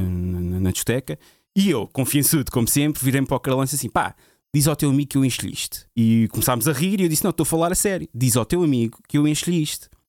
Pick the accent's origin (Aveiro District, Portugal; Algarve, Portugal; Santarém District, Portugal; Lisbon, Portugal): Lisbon, Portugal; also born or lived in Luanda, Angola; Eu nasci na Cruz Vermelha, 82, na Cruz Vermelha.